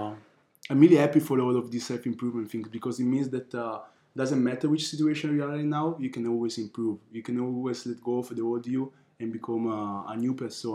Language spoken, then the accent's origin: English; Milan, Lombardy, Italy; also born or lived in Nigeria (ancestry) / Ghana (ancestry); now in Budapest, Hungary; I was born in Italy. My parents from Africa. My mother from Nigeria and my father from Ghana